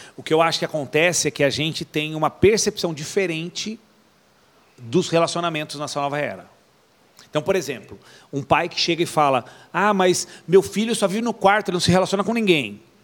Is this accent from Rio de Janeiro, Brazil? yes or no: no; Atibaia, São Paulo, Brazil; a primeira igreja que eu participei não era IECA, era um ponto de pregação aqui em Atibaia